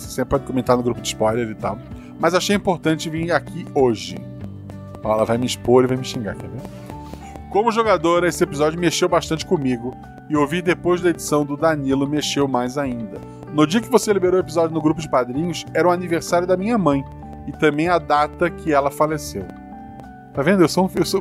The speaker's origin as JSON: {"language": "Portuguese", "town": "Florianópolis", "region": "Santa Catarina", "country": "Brazil", "tie": "born or raised there", "moved": "as an adult", "said": "eu nasci em Florianópolis, vivi lá até os 24 anos"}